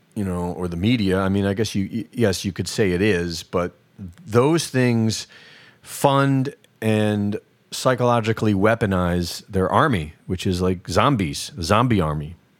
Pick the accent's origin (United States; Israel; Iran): United States; I grew up here.